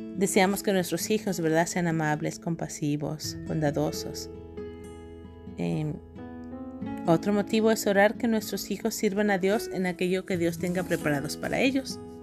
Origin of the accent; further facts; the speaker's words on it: Guadalajara, Jalisco, Mexico; en la ciudad donde yo crecí, en Guadalajara, Jalisco, México